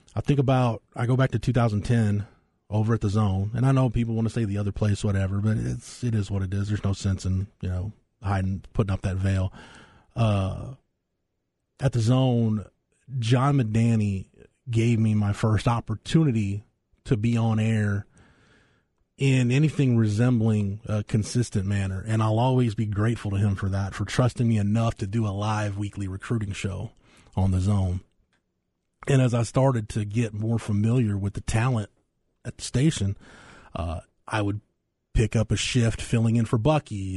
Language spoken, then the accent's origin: English; Florence, Texas, United States; my hometown